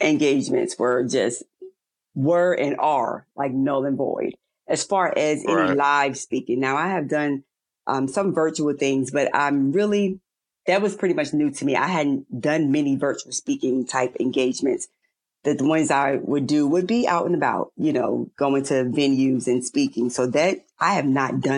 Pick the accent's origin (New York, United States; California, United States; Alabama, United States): New York, United States; moved away; I'm originally from New York.